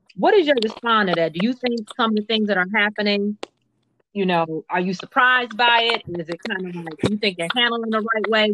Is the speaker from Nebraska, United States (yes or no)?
no; Minneapolis, Minnesota, United States; moved away; I grew up in Minneapolis, Minnesota